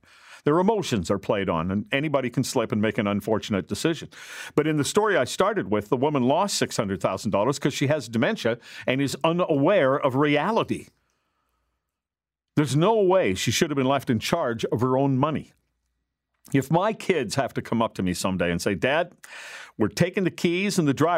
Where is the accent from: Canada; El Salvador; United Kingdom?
Canada; Gilbert Plains, Manitoba; I grew up in Gilbert Plains, Manitoba